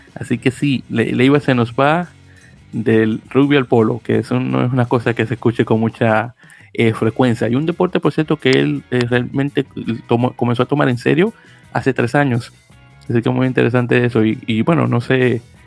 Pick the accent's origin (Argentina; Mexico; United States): United States; gringo aquí en la llamada